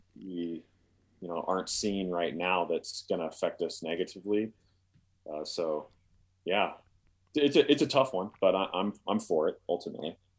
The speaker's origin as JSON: {"language": "English", "town": "Columbia Falls", "region": "Montana", "country": "United States", "tie": "born or raised there", "moved": "yes", "lives_now": "Wyoming, United States", "said": "I, I grew up, uh, in Columbia Falls outside Glacier Park"}